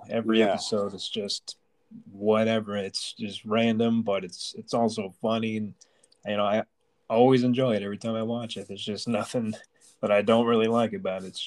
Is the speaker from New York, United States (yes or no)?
yes; Long Island, New York, United States; now in Pennsylvania, United States; originally from Long Island.